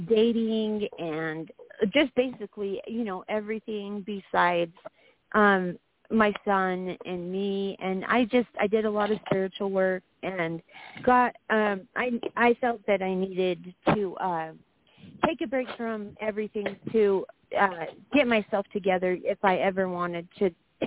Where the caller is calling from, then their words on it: Wyoming, United States; I'm calling from Wyoming, and tomorrow's my birthday